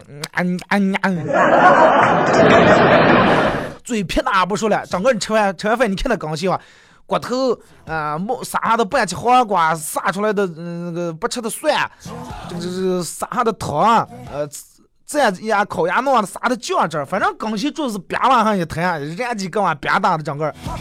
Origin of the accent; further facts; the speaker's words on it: Inner Mongolia, China; accent: Hetao dialect; 我说河套方言，其实根本不是河套方言，河套地方军大了，最多的算八门话、八门方言。